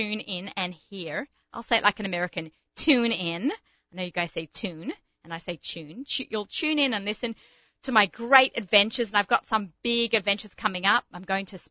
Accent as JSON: {"language": "English", "country": "Australia", "moved": "yes", "said": "being an Australian, where there are more sheep than people."}